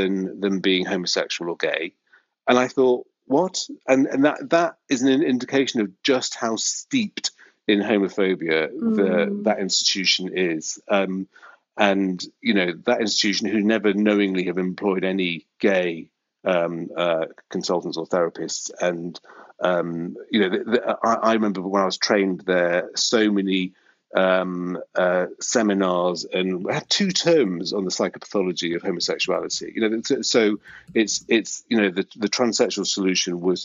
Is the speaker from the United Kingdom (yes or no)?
yes; North Wales, United Kingdom; moved away as an adult; now in London, United Kingdom; I grew up in North Wales, and it's very, very, very Welsh, white, 1970s